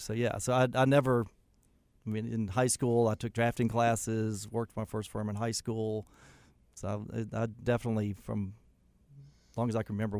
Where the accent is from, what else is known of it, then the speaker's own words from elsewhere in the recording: Douglasville, Georgia, United States; You know, I grew up mostly in Douglasville, Georgia.